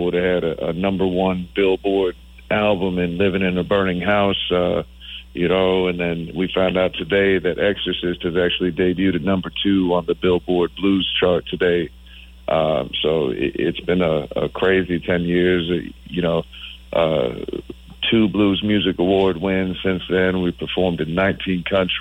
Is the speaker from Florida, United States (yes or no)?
yes; Tampa, Florida, United States; Our first album release show in Tampa, Florida, over here in my hometown